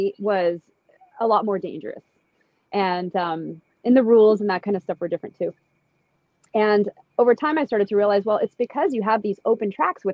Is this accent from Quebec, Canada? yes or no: no; Toronto, Ontario, Canada; moved away as an adult; now in Santa Cruz, United States; I'm from the East Coast in Canada, or not East Coast, more like Central Toronto area, where we have Shannonville, we have Mosport, we have Calabogie. And I grew up there